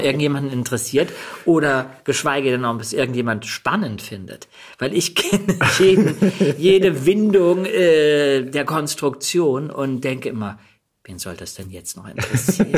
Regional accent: Germany; also born or lived in Denmark / New York / London

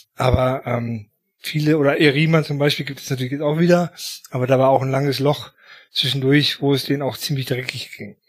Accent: Paderborn, North Rhine-Westphalia, Germany; also ich bin in Paderborn groß geworden

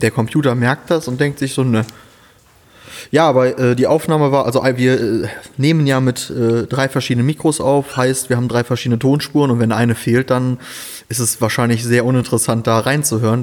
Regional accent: Rhineland, Germany; moved away as an adult; now in Siegen, Germany; ich komme ja ursprünglich da aus dem Rheinland

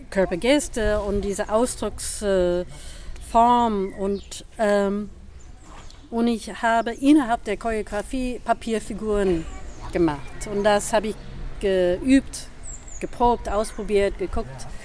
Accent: United States; German is a second language; also born or lived in Boston / Berlin; now in Germany; ich komme aus New York und Boston, aus den USA.

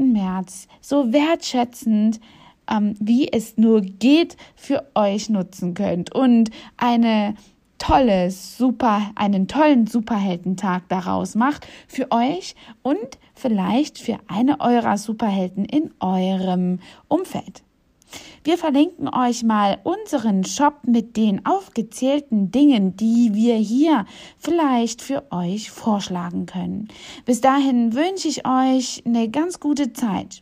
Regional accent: East Germany, Germany; Ich bin ja selbst in Ostdeutschland geboren

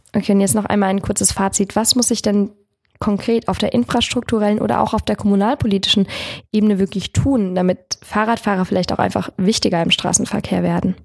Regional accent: Lampertheim, Hesse, Germany; ich komme ursprünglich aus Lampertheim für alle Wormser. Das liegt auf der anderen Seite des Rheins. Ich komme also aus dem letzten Zipfel Südhessens im Dreiländereck und ich kenne die Region schon von Kind auf

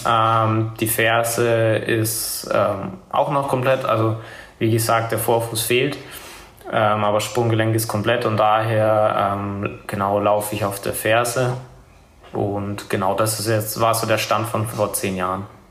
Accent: Nuremberg, Bavaria, Germany; komme aus Nürnberg. Ähm, komme da ursprünglich auch her und wohne da auch immer noch

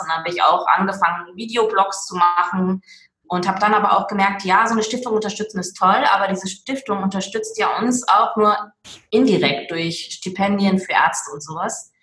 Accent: Duisburg, North Rhine-Westphalia, Germany; also born or lived in Meerbusch; now in Willich, Germany; komme aus dem schönen Willig am Niederrhein, gebürtig aber aus dem Ruhrport Duisburg. Hört man vielleicht manchmal auch noch ein bisschen

